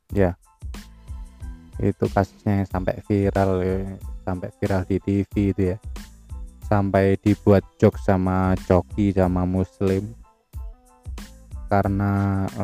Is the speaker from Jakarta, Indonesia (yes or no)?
no; Surabaya, East Java, Indonesia; yang nang Surabaya tempatku besar ya kotaku salah satu tempat tempat aku besar itu di, di Surabaya itu kota tercinta ini